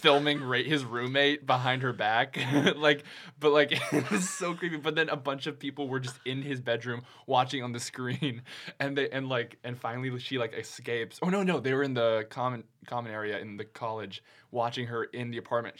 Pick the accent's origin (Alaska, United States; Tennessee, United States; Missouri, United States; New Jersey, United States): Tennessee, United States; moved away as an adult; also born or lived in Texas / Virginia Beach, Virginia; now in Los Angeles, United States; my parents moved me to Tennessee.